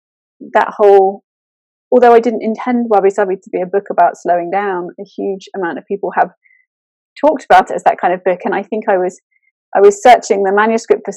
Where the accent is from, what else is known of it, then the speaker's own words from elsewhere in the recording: England, United Kingdom; I'm very British over here